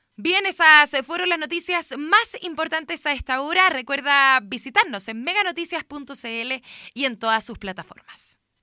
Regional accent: Chile; nuestro país

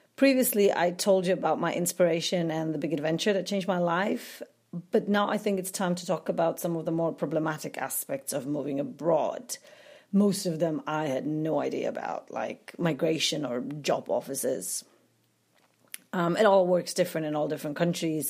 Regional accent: Poland; moved away; I'm from Poland

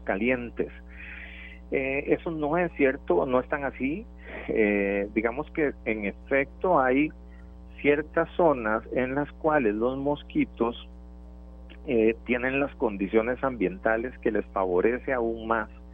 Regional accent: Turrialba, Cartago, Costa Rica; para los que somos de Turrialba

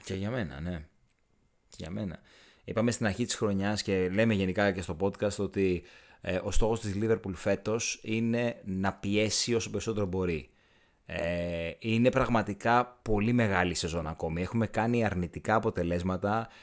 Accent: Aigeira, Western Greece, Greece; στο χωριό μου, στην Αιγύρα

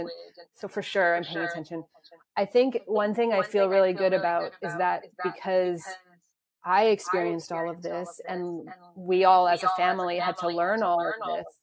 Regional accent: Toronto, Ontario, Canada; also born or lived in South Africa / Calgary; we moved back to Toronto from Calgary

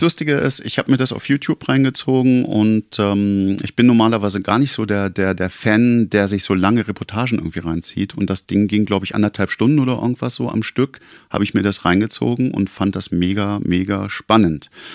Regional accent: Hameln, Lower Saxony, Germany; bei uns in Hameln

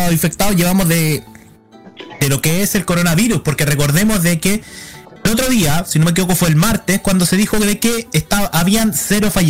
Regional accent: Valparaíso, Chile; yo saben que yo soy muy porteño

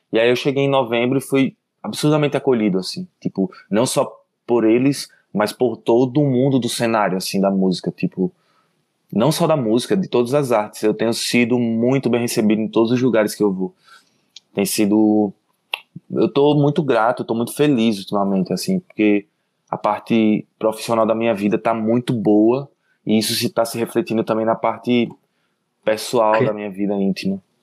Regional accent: Maceió, Alagoas, Brazil; also born or lived in Garanhuns, Pernambuco; now in São Paulo, Brazil; eu nasci em Maceió. Aí quando eu tinha uns dois anos, eu, um ano assim, eu fui para Garanhuns

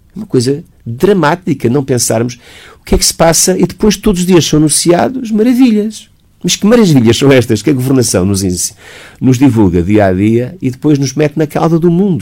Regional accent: Portugal; não sou americano, não sou inglês, portanto tenho que falar dentro daquilo que é o paradigma nacional

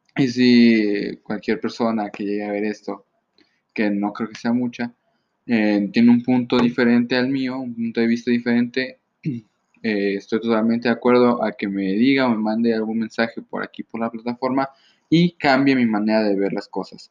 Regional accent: Mexico; soy de México

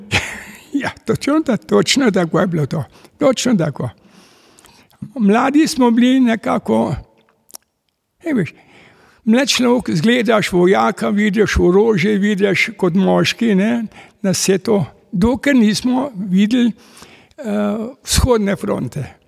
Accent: Kamnik, Slovenia; also born or lived in Gorizia, Italy; se je oče odločil in preselili smo se v Slovenijo in ustavili smo se v Kamniku

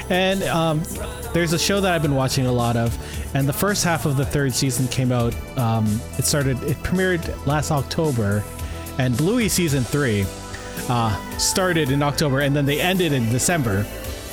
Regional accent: St. Catharines, Ontario, Canada; I grew up in St. Catharines

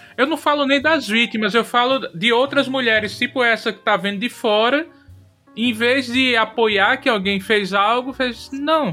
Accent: Rio Grande do Norte, Brazil; Eu sou do Rio Grande do Norte

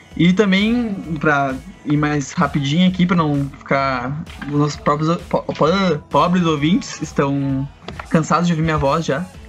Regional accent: Rio Pardo, Rio Grande do Sul, Brazil; lá na minha cidade, Rio Pardo, a gente usa essa expressão fado para falar de músicas que são muito boas

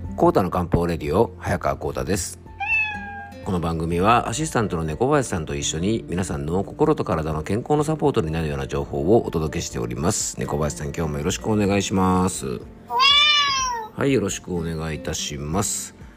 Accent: Yamanashi, Japan; 僕も温泉の町で生まれた

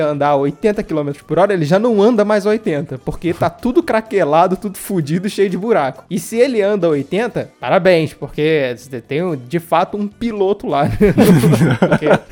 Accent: Rio de Janeiro, Brazil; also born or lived in Vila Kennedy, Rio de Janeiro; sou nascido em Campo Grande, morei, é, morei lá até

